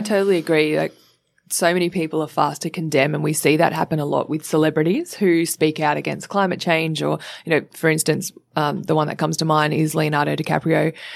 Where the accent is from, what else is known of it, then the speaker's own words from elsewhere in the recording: Sydney, New South Wales, Australia; I grew up in Sydney in Cronulla